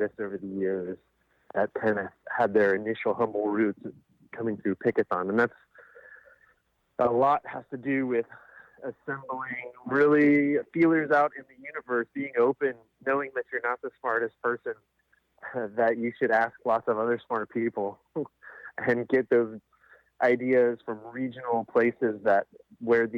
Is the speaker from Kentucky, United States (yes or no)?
yes; Kentucky, United States; moved away as an adult; also born or lived in Washington, D.C. / Colorado; now in Portland, United States; I grew up in Kentucky